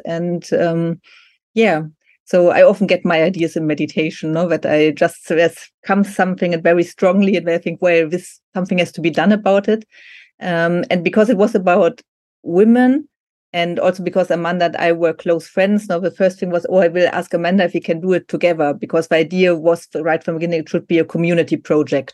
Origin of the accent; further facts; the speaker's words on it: Germany; English is a second language; also born or lived in Argentina; I'm from Germany